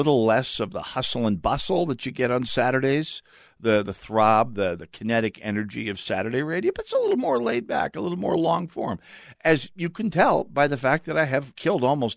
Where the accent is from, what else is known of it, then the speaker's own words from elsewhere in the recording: North Dakota, United States; now in Minnesota, United States; I'm from North Dakota